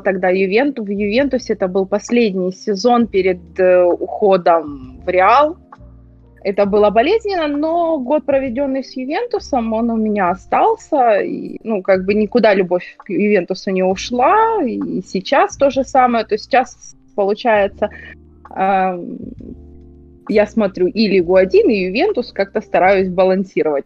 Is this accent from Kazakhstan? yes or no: no; Ukraine; я украинка